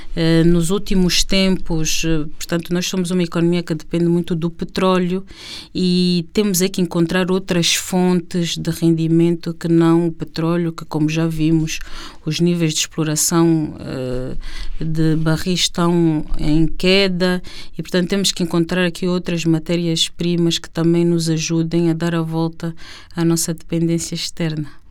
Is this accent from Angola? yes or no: yes; Luanda, Luanda Province, Angola; nossa Luanda, quando nós crescemos aqui no Alvalade